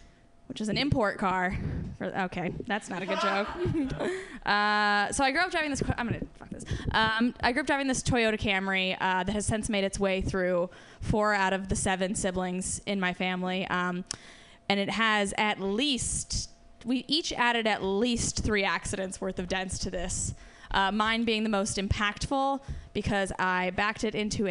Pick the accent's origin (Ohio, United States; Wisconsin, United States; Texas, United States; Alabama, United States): Ohio, United States; moved away; I am from Ohio